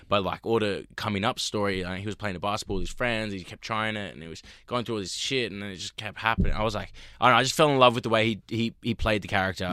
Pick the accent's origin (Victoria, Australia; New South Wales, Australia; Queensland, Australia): New South Wales, Australia; Sydney; also born or lived in Los Angeles, United States; I grew up in Australia